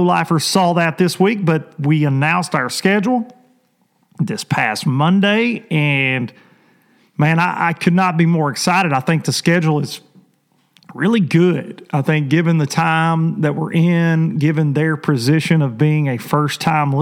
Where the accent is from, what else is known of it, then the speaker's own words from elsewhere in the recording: Tennessee, United States; I'm super proud of my home state